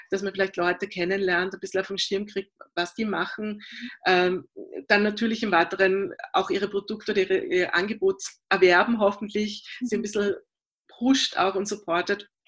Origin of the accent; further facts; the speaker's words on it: Vienna, Austria; Na, es war so, also ich bin äh, in der Theaterwelt von Wien aufgewachsen durch meine Eltern.